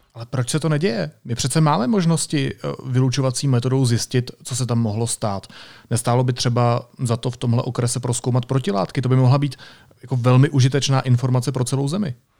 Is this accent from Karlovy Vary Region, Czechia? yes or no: yes; Karlovy Vary Region, Czechia; pocházím z Karlovarského kraje